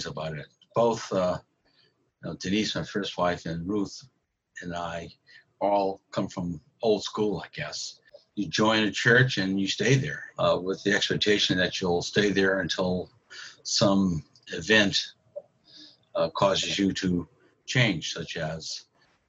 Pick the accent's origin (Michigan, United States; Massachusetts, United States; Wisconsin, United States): Massachusetts, United States; Medford; I'm from Medford, Massachusetts